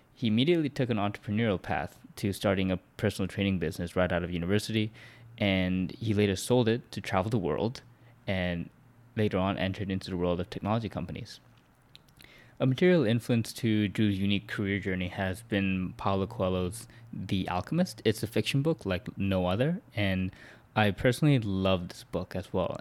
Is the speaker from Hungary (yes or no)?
no; Vancouver, British Columbia, Canada; my hometown here in Vancouver